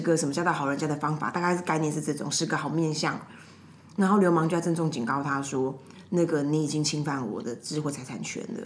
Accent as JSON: {"language": "Chinese", "region": "Taipei", "country": "Taiwan", "tie": "born or raised there", "said": "我家以前住东湖嘛"}